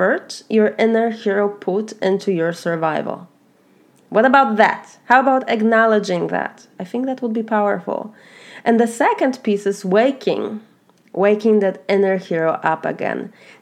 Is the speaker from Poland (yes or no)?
yes; Poland; moved away as an adult; now in Florida, United States; I'm originally from Poland. I have been a first generation immigrant for 17 years now. I have immigrated from Poland to the US. And now I live in Florida